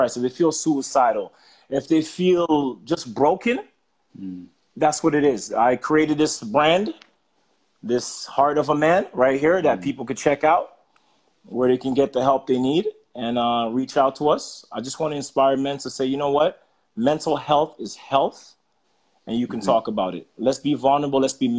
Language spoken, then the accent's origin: English; Jamaica; I was born in Jamaica